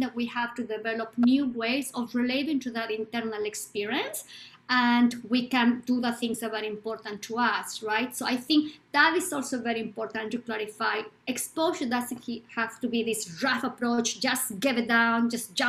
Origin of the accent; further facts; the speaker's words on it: Bolivia; I am from Bolivia, South America.